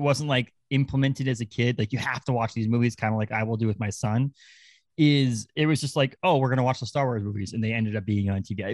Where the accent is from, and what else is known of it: Orrington, Maine, United States; born or raised there; moved away as an adult; also born or lived in Kittery, Maine / Massachusetts